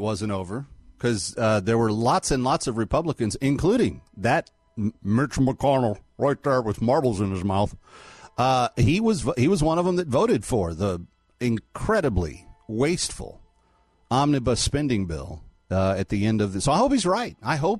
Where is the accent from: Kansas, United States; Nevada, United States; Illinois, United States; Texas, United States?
Texas, United States; Fort Worth; my hometown, Fort Worth